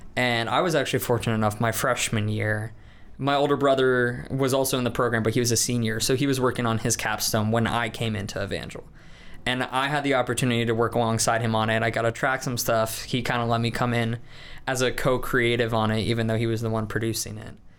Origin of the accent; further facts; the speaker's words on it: Des Moines, Iowa, United States; moved away; I'm from Des Moines, Iowa